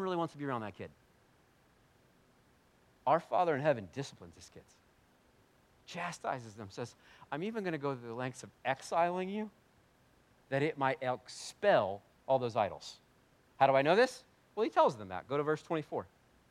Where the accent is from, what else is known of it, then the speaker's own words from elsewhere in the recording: United States; we're very American, pretty white